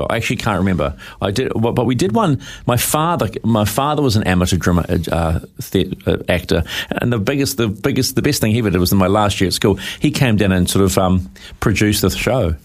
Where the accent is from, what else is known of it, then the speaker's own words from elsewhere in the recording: Putaruru, Waikato, New Zealand; My father was an accountant for PTY Industries. So I just grew up there